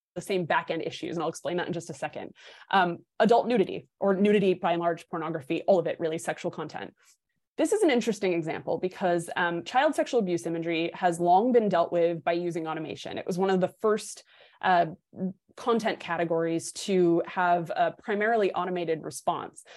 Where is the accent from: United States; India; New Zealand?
United States; New Hampshire; my home state of New Hampshire